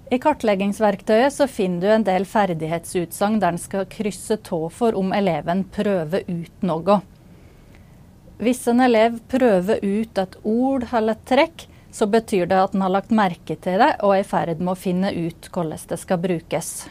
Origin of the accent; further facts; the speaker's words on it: Innlandet, Norway; Jeg prater norsk på en måte som gir til kjenne at jeg kommer fra Gudbrandsdalen.